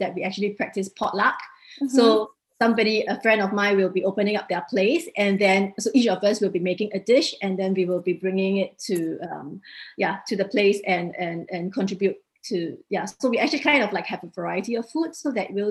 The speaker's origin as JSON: {"language": "English", "country": "Singapore", "moved": "as an adult", "lives_now": "Denmark", "said": "I'm from Singapore"}